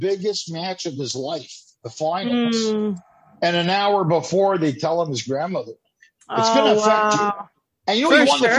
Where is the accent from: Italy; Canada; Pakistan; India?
Canada; also born or lived in Los Angeles; being a Canadian